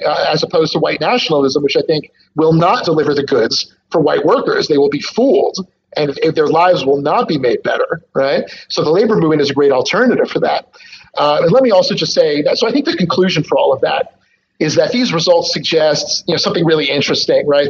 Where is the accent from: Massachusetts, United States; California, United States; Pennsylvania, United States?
Pennsylvania, United States; Philadelphia; Philadelphia is my hometown.